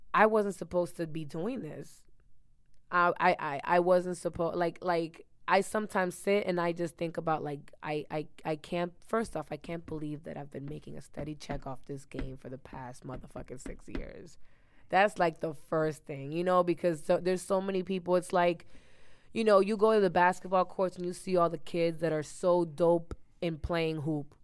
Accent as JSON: {"language": "English", "town": "Miami", "region": "Florida", "country": "United States", "tie": "born or raised there", "also_born_or_lived": "New Jersey", "said": "I was raised in Miami."}